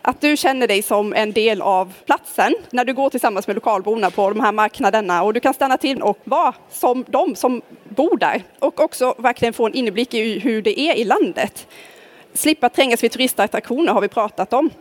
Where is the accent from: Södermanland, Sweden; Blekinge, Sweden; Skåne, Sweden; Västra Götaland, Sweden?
Blekinge, Sweden; Karlskrona; now in Nynäshamn, Sweden; Jag kommer från Karlskrona som ligger i södra Sverige och bor numera i Stockholm, i Nynäshamn här